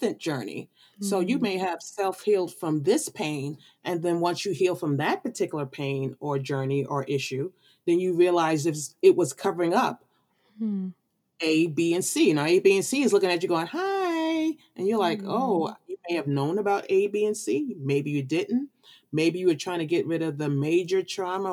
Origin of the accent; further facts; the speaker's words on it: New York City, New York, United States; being from the Brooklyn of New York